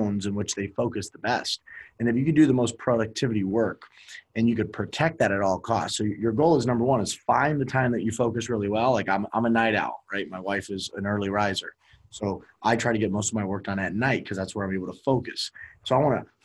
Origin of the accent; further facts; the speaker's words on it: Miami, Florida, United States; moved away; I'm originally from Miami